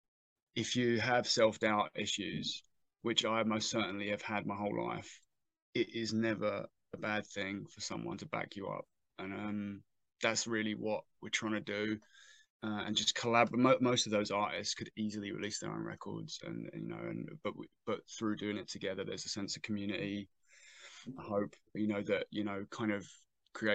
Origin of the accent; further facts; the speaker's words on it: Southend-on-Sea, East of England, United Kingdom; my hometown